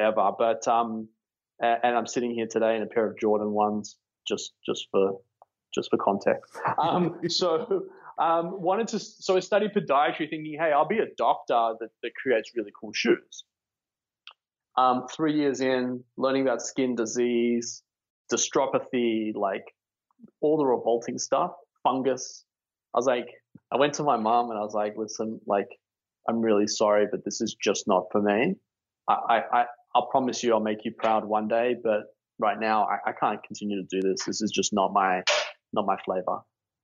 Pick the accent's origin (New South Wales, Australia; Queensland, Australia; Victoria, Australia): New South Wales, Australia; Sydney; moved away as an adult; also born or lived in Melbourne; I was born and raised in Sydney, Bondi Beach, or North Bondi.